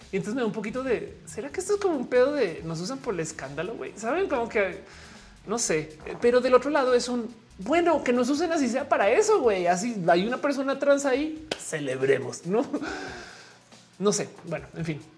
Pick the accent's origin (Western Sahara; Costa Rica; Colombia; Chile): Colombia; now in Mexico City, Mexico; estoy en la Ciudad de México. Saludos desde la Nápoles, eh, aunque soy colombiana.